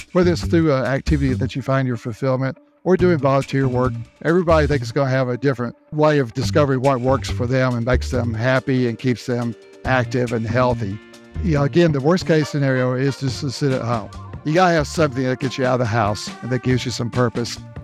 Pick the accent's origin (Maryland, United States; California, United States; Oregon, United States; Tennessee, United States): Tennessee, United States; Memphis; moved away as an adult; also born or lived in North Carolina / South Carolina / Florida / Texas; grew up in Memphis, Tennessee. That was my hometown